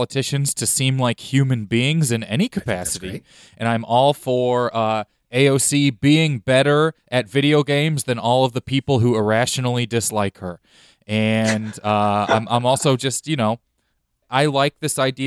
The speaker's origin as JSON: {"language": "English", "town": "Lake Tapawingo", "region": "Missouri", "country": "United States", "said": "I'm from outside Kansas City, about 25 minutes mm-hmm. or so, Lake Tappawingo."}